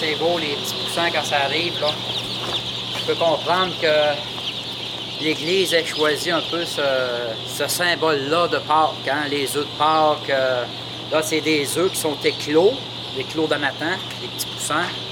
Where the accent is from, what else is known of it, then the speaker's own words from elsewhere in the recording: Saint-Jules-de-Beauce, Quebec, Canada; je suis de Saint-Jules-de-Beauce